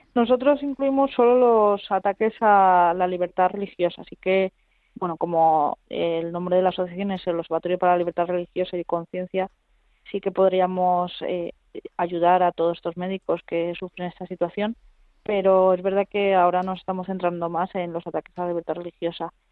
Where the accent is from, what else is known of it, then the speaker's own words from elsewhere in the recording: Madrid, Community of Madrid, Spain; yo que soy madrileña